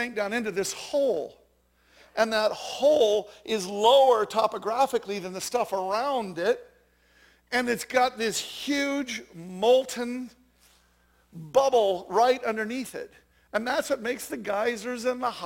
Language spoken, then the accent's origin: English; Jackson, Wyoming, United States; I'm from Jackson Hole, Wyoming